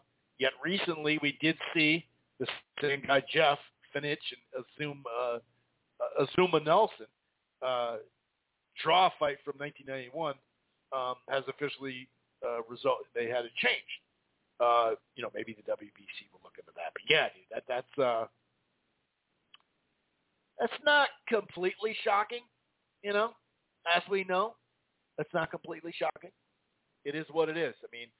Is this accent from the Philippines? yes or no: yes; Philippines; And I'm Filipino, and everybody watching the fight is Filipino.